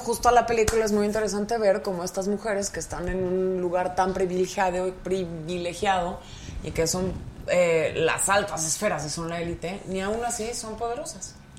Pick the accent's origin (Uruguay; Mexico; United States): Mexico; Pachuca, Hidalgo; yo soy de Pachuca, Hidalgo